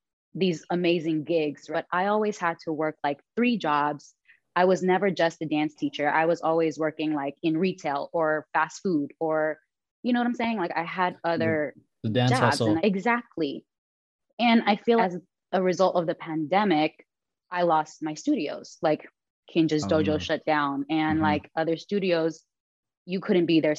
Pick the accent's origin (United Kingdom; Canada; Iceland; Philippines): Philippines; I'm Filipino